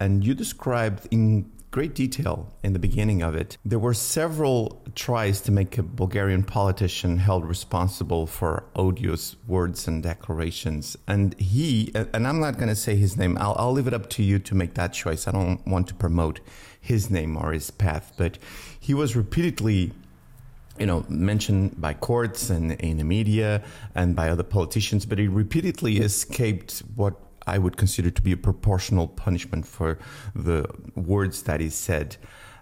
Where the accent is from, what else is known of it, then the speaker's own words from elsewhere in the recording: Portugal; also born or lived in United States; when I came back to Portugal